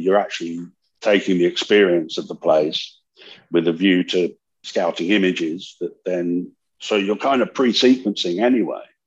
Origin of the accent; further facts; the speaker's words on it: California, United States; I grew up in California